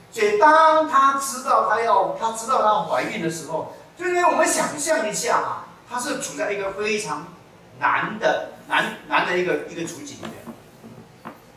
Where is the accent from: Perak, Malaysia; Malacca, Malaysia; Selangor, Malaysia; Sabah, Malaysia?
Malacca, Malaysia; 我的老家马六甲